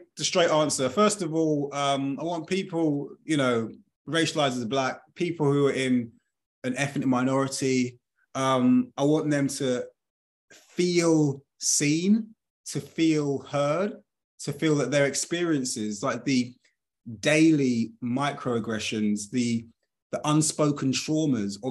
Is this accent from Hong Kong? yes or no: no; United Kingdom; I was born in 1982 in the United Kingdom